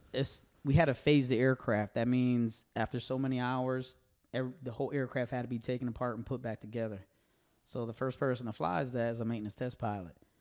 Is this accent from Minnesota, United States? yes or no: no; Connecticut, United States; moved away as an adult; now in Tennessee, United States; growing up in Connecticut around these gentlemen that watched me grow up